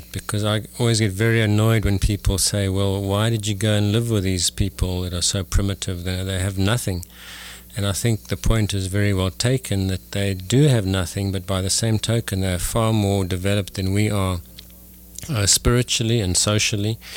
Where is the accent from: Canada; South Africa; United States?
South Africa; moved away as an adult; originally I was born in South Africa and raised there. In fact, I only came to this country 15 years ago